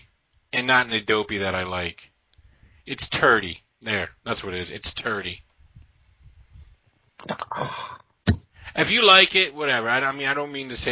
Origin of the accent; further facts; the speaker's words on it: Williamsport, Pennsylvania, United States; now in Pittsburgh, United States; My hometown of Williamsport